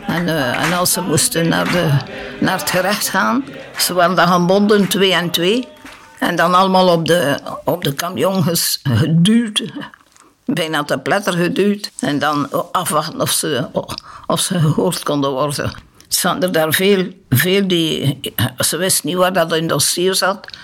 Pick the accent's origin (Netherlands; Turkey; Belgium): Belgium; Knokke, Flanders; moved away as an adult; also born or lived in Congo / Cameroon; now in Heverlee, Belgium; Van afkomsten van knokken